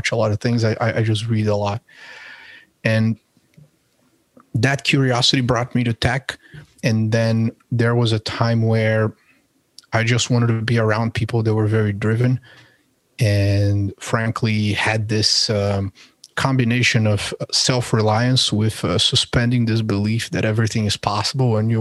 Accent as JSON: {"language": "English", "region": "São Paulo", "country": "Brazil", "also_born_or_lived": "Colorado", "moved": "as an adult", "lives_now": "United States", "said": "I'm originally from Sao Paulo, Brazil"}